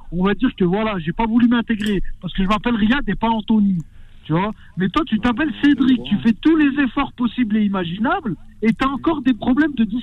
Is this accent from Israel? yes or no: no; Lille, Hauts-de-France, France; Je suis né à Lille, ouais.